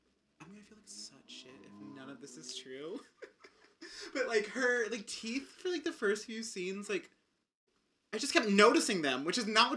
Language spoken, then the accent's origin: English; the South, United States; I'm from the South.